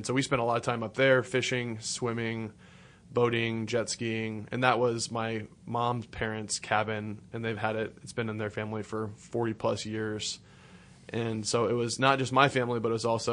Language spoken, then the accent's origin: English; Grand Island, Nebraska, United States; I'm from Grand Island, Nebraska, originally. Grew up in a Christian home.